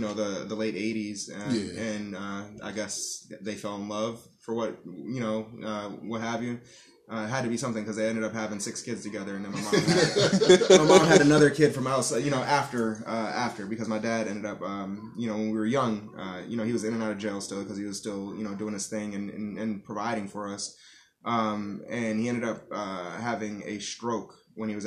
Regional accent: Erie County, New York, United States; also born or lived in Tonawanda / Buffalo / Amherst / Florida; I'm from Erie County. I've spent time in Buffalo, Amherst, Tonawanda.

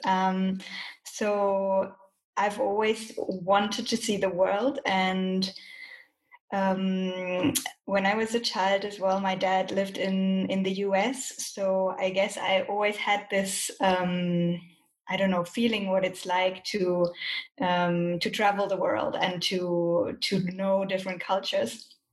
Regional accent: Germany; moved away as an adult; now in Colombia; I'm originally from Germany, but as Sarah said, I'm now living in Colombia.

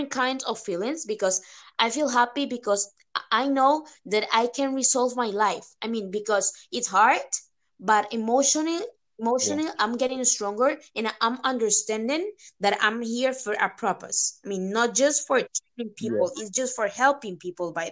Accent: Costa Rica; now in Spain; I'm from Costa Rica

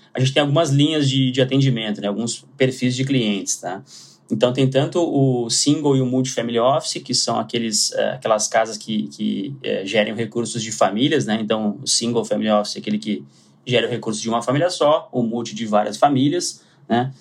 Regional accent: Porto Alegre, Rio Grande do Sul, Brazil; moved away as an adult; now in São Paulo, Brazil; sou de Porto Alegre, sou gaúcho e é, morei grande parte da minha vida em Porto Alegre, então mantenho o sotaque

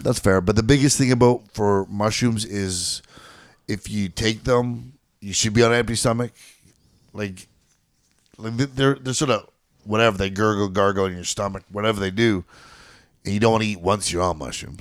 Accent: Canada; as a Canadian

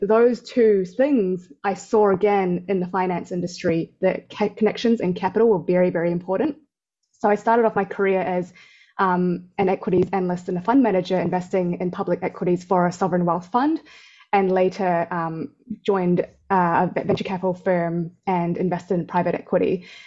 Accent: New Zealand; also born or lived in Thailand; I was actually growing up in New Zealand. I went to school in New Zealand. Um, so it was three quarters of the year I was in New Zealand

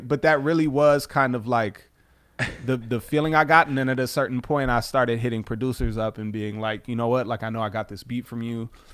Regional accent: River Forest, Illinois, United States; also born or lived in Chicago; I'm from River Forest originally

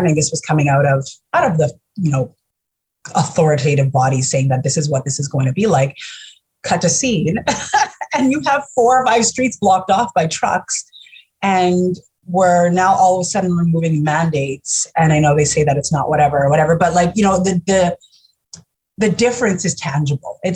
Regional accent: Winnipeg, Manitoba, Canada; But I was born and raised in Winnipeg. My whole life, all I know is this city.

